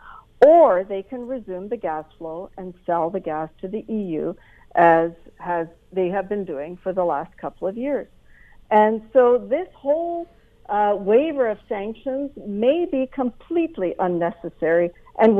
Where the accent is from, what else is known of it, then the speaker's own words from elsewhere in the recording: Canada; for me as a Canadian